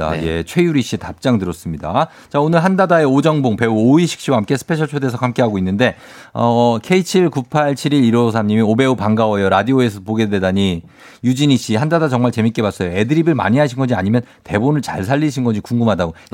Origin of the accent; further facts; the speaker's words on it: Jeju, South Korea; 제주도 출신입니다. 제주도입니다.